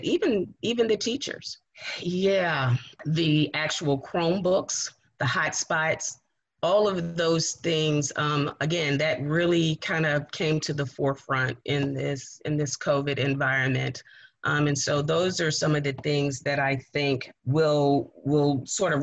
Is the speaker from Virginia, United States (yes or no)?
yes; Richmond, Virginia, United States; I was raised in Southside in Manchester, right off of Sims Avenue on West 30th Street